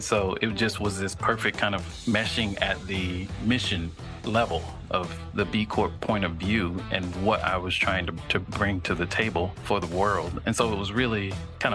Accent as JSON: {"language": "English", "area": "near Fort Rucker", "region": "Southeast Alabama", "country": "United States", "tie": "born or raised there", "said": "I grew up in Southeast Alabama near an Army base called Fort Rucker"}